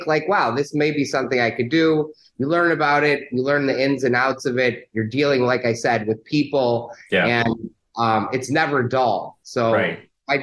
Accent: Chicago, Illinois, United States; I'm a Chicagoan, born and raised in Chicago

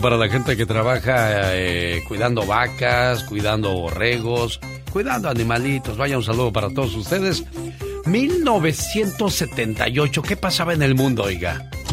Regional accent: Mexico; Soy orgullosamente mexicano

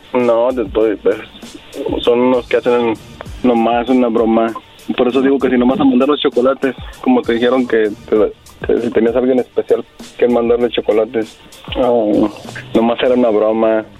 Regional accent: Torreón, Coahuila, Mexico; moved away; yo soy de Torreón

